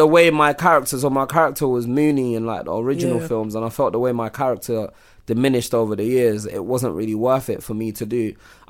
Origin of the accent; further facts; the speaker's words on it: Nigeria; growing up in Nigeria, like the women always work.